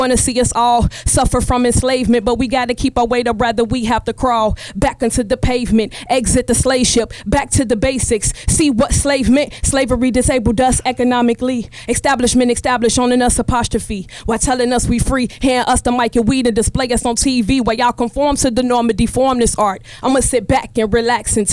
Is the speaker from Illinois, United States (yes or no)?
yes; Chicago, Illinois, United States; I'm from Chicago